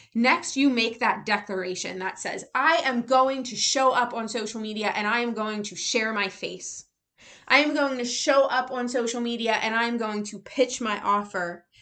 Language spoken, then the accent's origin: English; United States; an American who was raised in the public school system